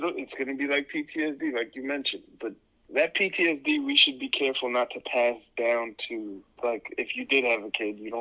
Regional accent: United States; how we are taught to be as Americans

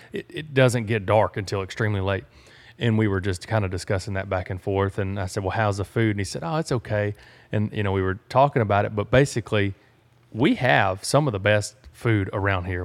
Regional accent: Sour Lake, Texas, United States; I'm from Sour Lake, Texas

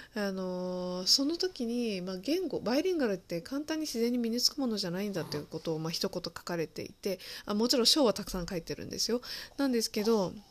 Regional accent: Japan; その日本で生まれ育ったっていうところが

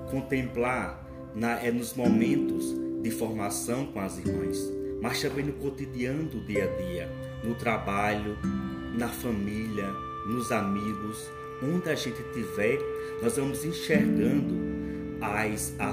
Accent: São Paulo do Potengi, Rio Grande do Norte, Brazil; eu sou de São Paulo Potengi, Rio Grande do Norte

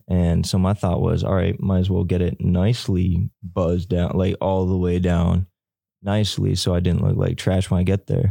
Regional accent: Elizabeth City, North Carolina, United States; I'm from Elizabeth City, North Carolina

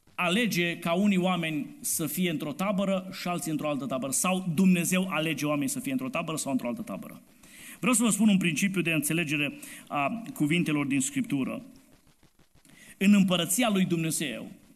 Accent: Romania; Noi suntem români

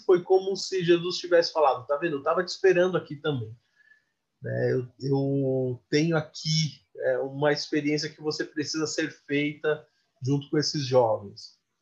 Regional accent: São Paulo, Brazil; first language Portuguese; eu sou da periferia de São Paulo

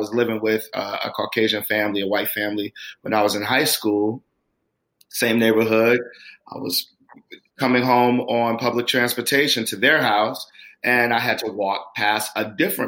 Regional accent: Chicago, Illinois, United States; now in Los Angeles, United States; Growing up in Chicago as a Black man

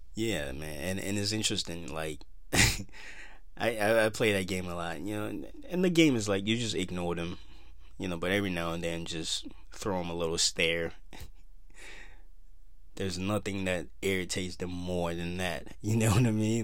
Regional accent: Minnesota, United States; Minnesota, my home state

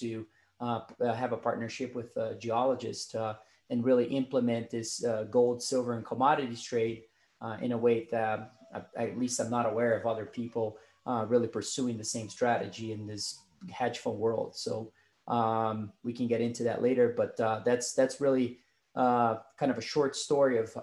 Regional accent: Brazil; moved away as an adult; now in United States; I was born and raised in Brazil

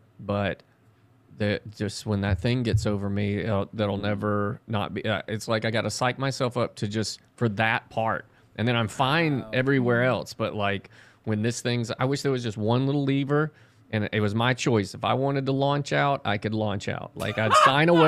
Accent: Mississippi, United States; I grew up in Mississippi, so driving to Disney World was life-changing as a child

